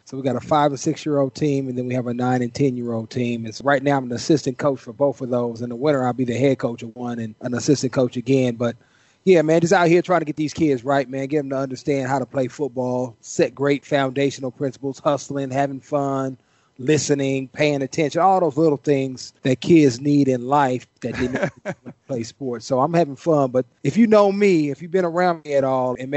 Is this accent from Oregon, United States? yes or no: no; Oakland, California, United States; now in Paradise Valley, United States; I grew up in Oakland